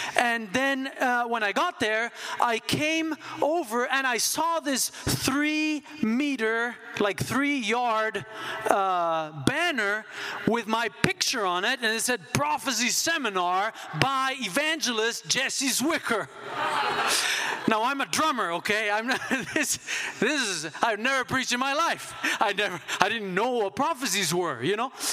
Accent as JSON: {"language": "English", "country": "Switzerland", "tie": "born or raised there", "moved": "yes", "said": "I grew up in Switzerland"}